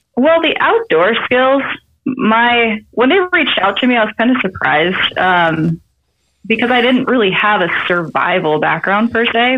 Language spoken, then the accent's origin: English; Idaho, United States; now in Montana, United States; I live in Montana. I was born and raised in Idaho